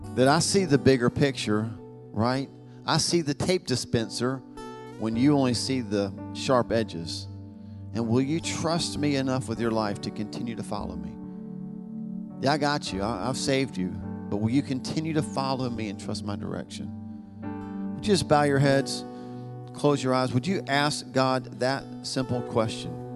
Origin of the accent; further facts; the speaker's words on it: the Bible Belt, the South, United States; we're from the South, the Bible Belt